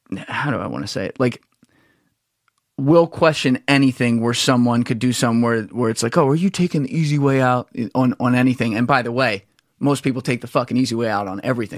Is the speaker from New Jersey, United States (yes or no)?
yes; New Jersey, United States; I'm from New Jersey